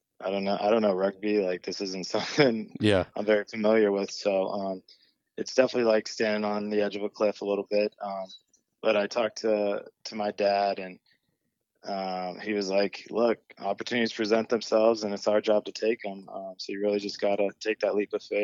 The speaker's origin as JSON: {"language": "English", "area": "Orange County", "region": "Southern California", "country": "United States", "also_born_or_lived": "San Diego", "said": "I'm from Southern California, Orange County. Stayed locally for college down in San Diego, so not too far from home."}